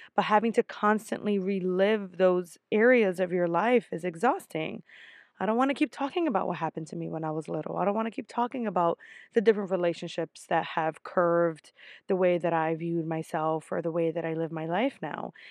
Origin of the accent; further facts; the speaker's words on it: New York, United States; I'm from New York